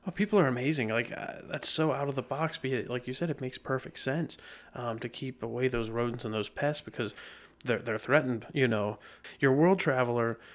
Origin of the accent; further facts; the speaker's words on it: Lebanon County, Pennsylvania, United States; being born and raised in Lebanon County